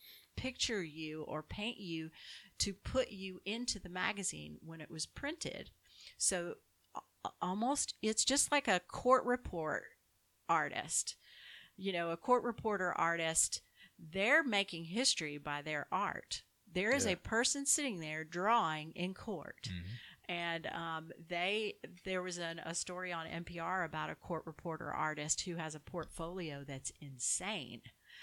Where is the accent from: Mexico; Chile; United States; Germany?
Germany; Southern Germany; English is a second language; Born and bred, Southern Germany.